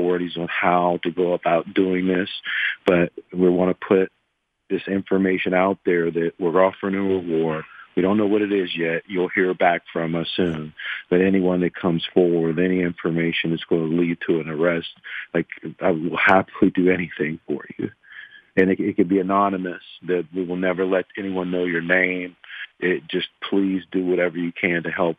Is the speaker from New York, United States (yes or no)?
no; McKeesport, Pennsylvania, United States; I'm from McKeesport